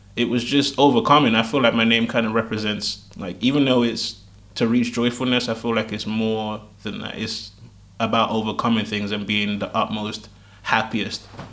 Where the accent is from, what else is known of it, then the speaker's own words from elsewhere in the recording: United Kingdom; I was born here